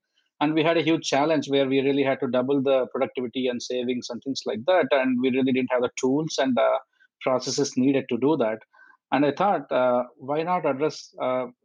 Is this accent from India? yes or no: yes; India; moved away as an adult; also born or lived in Auburn, Alabama, United States / Cleveland, United States; now in Milwaukee, United States; I'm originally from India